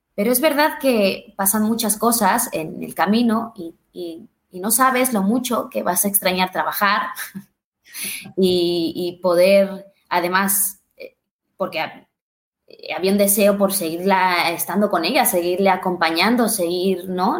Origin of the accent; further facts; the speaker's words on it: Mexico; yo soy de México